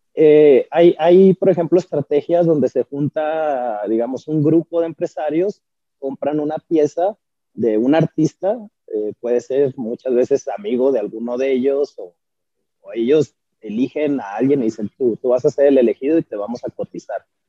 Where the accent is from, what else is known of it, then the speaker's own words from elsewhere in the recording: Chihuahua, Mexico; soy artista visual chihuahuense